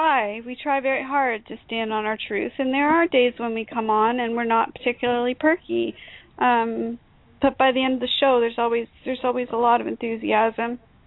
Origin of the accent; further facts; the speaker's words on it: Canada; accent: Canadian; because I'm Canadian, apparently Canadians have an accent. I don't know what that's all about, but apparently I do have a bit of an accent.